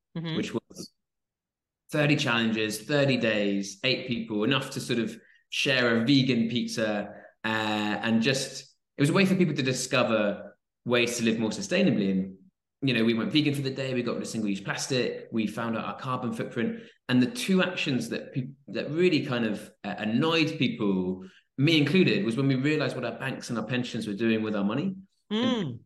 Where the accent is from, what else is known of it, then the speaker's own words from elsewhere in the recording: Swansea, Wales, United Kingdom; I grew up in South Wales. I was in Swansea in South Wales